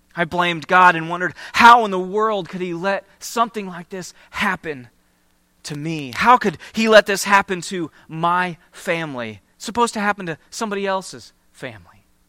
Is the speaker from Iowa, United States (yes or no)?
yes; Iowa, United States; moved away; I grew up in Iowa, just, just a few hours from here in the Cedar Rapids and Iowa City area